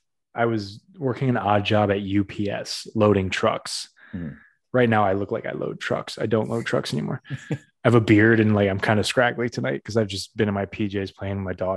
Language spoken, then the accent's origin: English; New England, United States; That's what New England people do. We bridge two thoughts together with fucking.